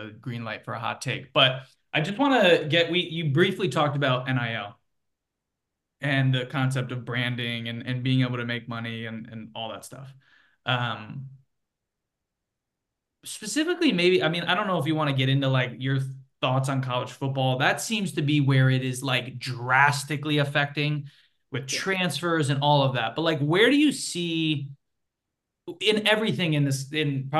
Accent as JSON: {"language": "English", "region": "Connecticut", "country": "United States", "tie": "born or raised there", "moved": "yes", "said": "It was part of the ethos of growing up in Connecticut"}